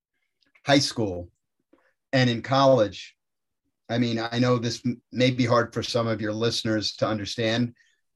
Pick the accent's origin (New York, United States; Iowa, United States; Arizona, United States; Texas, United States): New York, United States; Westchester County; born or raised there